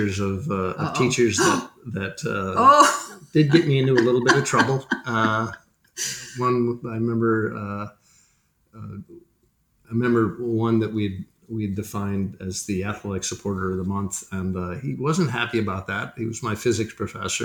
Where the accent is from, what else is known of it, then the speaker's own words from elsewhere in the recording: Duxbury, Massachusetts, United States; also born or lived in Milwaukee, Wisconsin; now in Portsmouth, United States; We moved when I was about three, and so I pretty much grew up on the South Shore of Massachusetts.